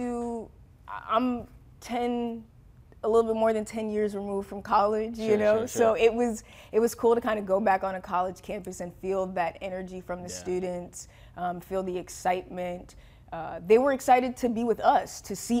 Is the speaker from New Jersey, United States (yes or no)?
yes; New Jersey, United States; We're both from New Jersey